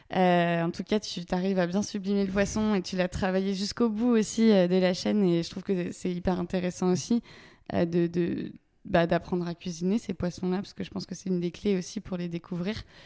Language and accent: French; Paimpol, Brittany, France; je suis originaire de Paimpol.